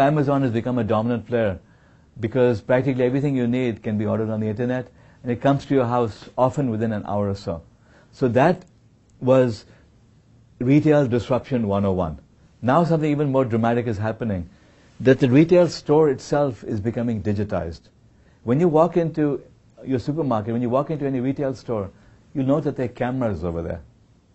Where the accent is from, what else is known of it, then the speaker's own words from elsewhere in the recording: India; now in Silicon Valley, United States; I was born in India.